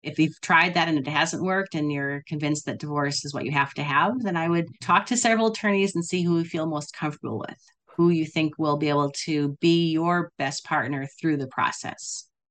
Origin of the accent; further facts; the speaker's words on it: Wisconsin, United States; moved away; also born or lived in California; I grew up in I grew up in Wisconsin, then California, but I was in Wisconsin